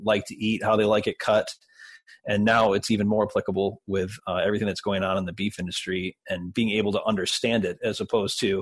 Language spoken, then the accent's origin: English; Detroit, Michigan, United States; I grew up in Detroit